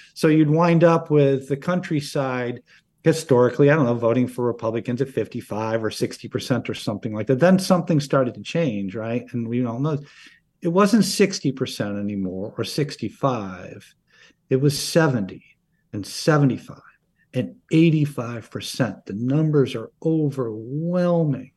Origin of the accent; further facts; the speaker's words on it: Oneonta, New York, United States; I grew up in a small town in upstate New York. I grew up in Oneonta